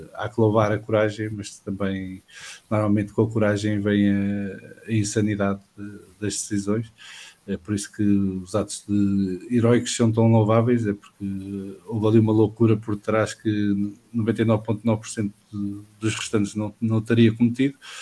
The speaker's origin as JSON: {"language": "Portuguese", "country": "Portugal", "said": "como português"}